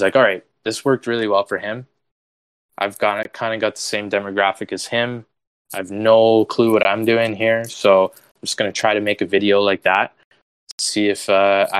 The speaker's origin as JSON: {"language": "English", "country": "Canada", "said": "I'm proudly Canadian"}